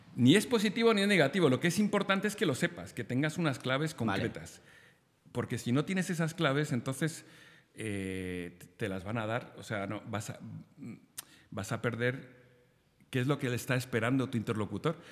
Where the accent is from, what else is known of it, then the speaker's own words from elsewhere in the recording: Spain; en Argentina todos los españoles somos gallegos